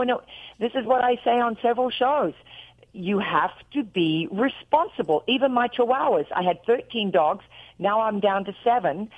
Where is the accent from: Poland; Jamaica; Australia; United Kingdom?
Australia; accent: Australian; moved away as an adult; now in Nashville, United States; I'm real Australian.